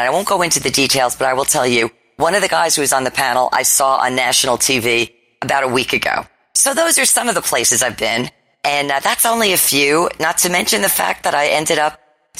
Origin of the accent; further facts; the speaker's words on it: United States; I'm from the New York, New Jersey area. I come from an Italian background.